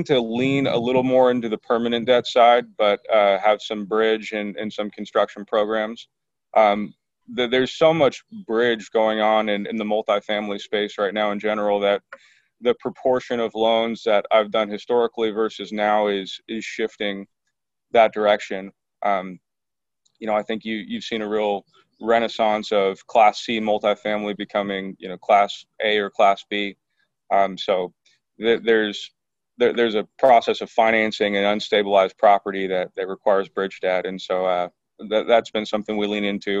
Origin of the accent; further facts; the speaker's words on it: Portland, Oregon, United States; moved away as an adult; also born or lived in Eugene, Oregon; now in San Diego, United States; Portland, Oregon, born and raised pretty close to the Nike campus